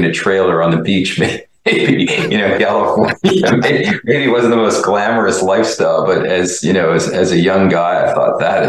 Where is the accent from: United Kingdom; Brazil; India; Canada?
Canada; Montreal, Quebec; I grew up in Montreal.